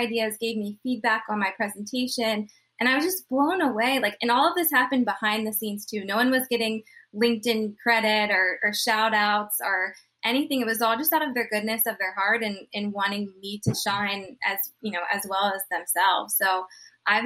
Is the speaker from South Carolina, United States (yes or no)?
yes; Charleston, South Carolina, United States; I'm from Charleston, South Carolina